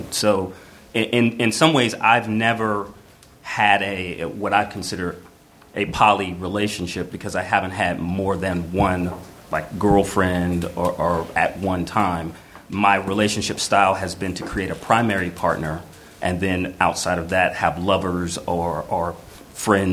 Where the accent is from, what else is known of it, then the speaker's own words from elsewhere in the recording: Georgia, United States; moved away; I'm from Georgia, so as conservative red state as you can get